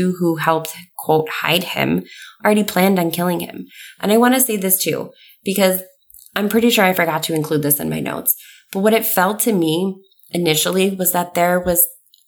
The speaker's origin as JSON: {"language": "English", "region": "New York", "country": "United States", "tie": "born or raised there", "said": "I grew up in New York"}